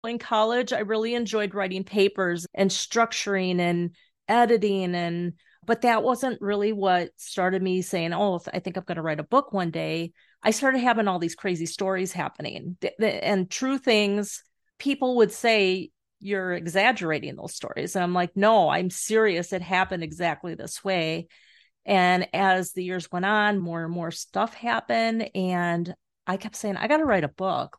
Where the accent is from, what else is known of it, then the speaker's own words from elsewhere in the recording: Carol Stream, Illinois, United States; also born or lived in Glendale Heights, Illinois / Florida; now in Superior, Wisconsin, United States; I grew up in the, um, western suburbs of Chicago, Carroll Stream, Glendale Heights